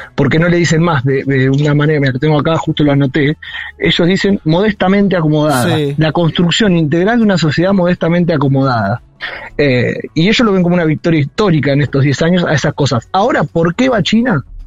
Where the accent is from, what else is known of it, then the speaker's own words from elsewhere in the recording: Saladillo, Buenos Aires Province, Argentina; moved away; mi pueblo también, yo soy de Saladillo